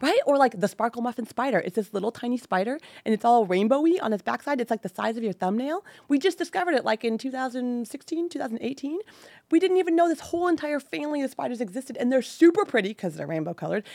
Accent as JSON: {"language": "English", "town": "Livermore", "region": "California", "country": "United States", "tie": "born or raised there", "also_born_or_lived": "San Luis Obispo, California / Saratoga, California", "said": "I grew up in the mighty land of Livermore"}